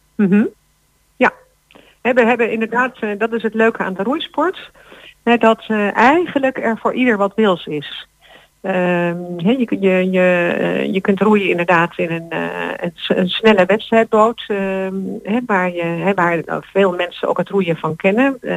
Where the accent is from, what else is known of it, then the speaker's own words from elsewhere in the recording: Netherlands; als Nederlanders